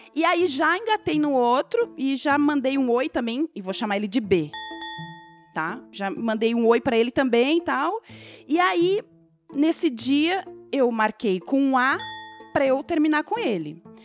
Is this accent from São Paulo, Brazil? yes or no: no; Mato Grosso do Sul, Brazil; now in Curitiba, Brazil; nasci no Mato Grosso do Sul, viajo por aí, faço trabalho por lá, lá, mas eu vivo ali em Curitiba. Daí o pessoal pensa que eu sou curitibana, mas não sou